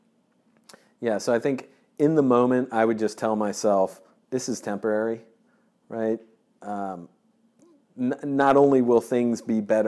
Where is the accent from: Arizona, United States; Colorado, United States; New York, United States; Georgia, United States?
Georgia, United States; I grew up in Georgia